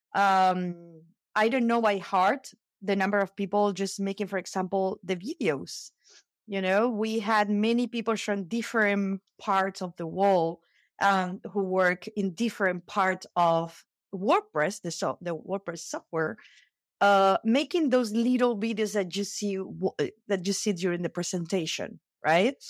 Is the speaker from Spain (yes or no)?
yes; Spain; I'm from Spain.